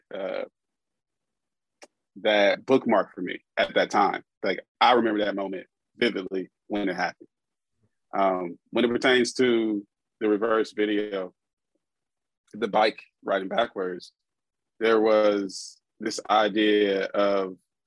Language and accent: English; Columbus, Ohio, United States; I'm from here. I'm from Columbus